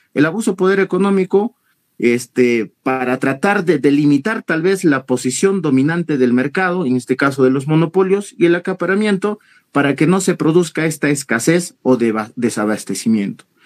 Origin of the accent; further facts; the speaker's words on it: Peru; todos somos peruanos